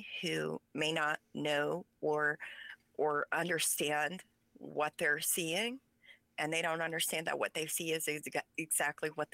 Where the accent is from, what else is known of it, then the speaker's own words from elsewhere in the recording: United States; first language Pennsylvania Dutch; English is a second language; PA Dutch is my primary language, so I had to go to school and learn English. That's where I learned English, is an Amish school